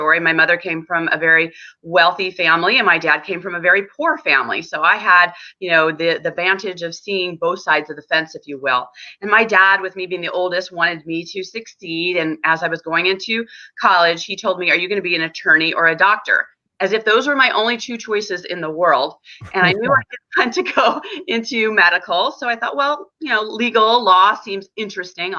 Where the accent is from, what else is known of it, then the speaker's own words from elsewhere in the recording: San Diego, California, United States; I was born and raised in San Diego, California